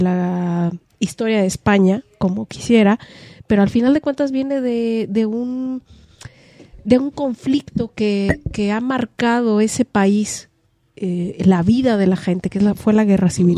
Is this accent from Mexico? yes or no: yes; Mexico